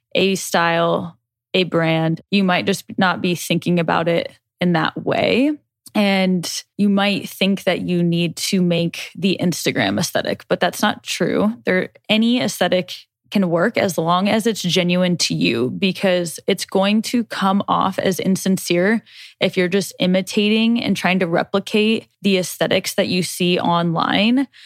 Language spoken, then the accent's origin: English; Nebraska, United States; We we're from Nebraska